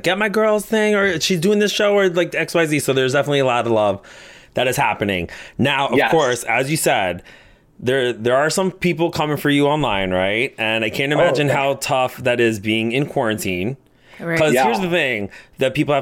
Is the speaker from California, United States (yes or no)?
no; Pennsylvania, United States; I grew up in Pennsylvania